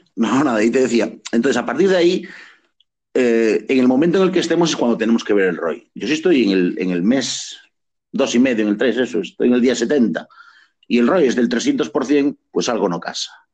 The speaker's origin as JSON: {"language": "Spanish", "region": "Galicia", "country": "Spain", "said": "soy gallego"}